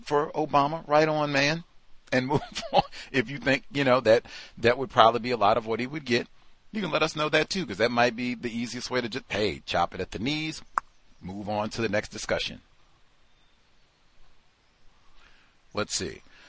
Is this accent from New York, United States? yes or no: yes; New York, United States; born there; I was born in New York.